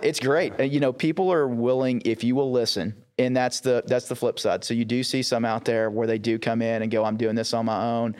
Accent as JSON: {"language": "English", "region": "East Texas", "country": "United States", "tie": "born or raised there", "said": "I grew up in East Texas"}